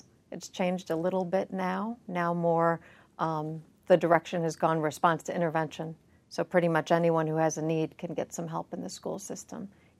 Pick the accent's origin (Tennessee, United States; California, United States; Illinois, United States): Illinois, United States; Chicago; Chicago, Illinois.